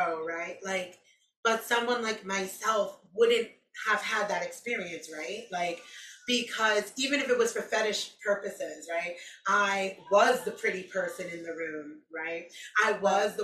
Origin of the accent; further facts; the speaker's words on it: New York City, New York, United States; growing up in New York City and it being so multicultural